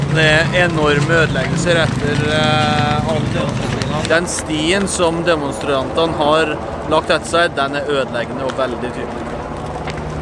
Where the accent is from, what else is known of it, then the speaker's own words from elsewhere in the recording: Os, Innlandet, Norway; accent: Os dialect; now in United States; Hjemme er gården på Os i Østerdalen, som er rett søra for Røros.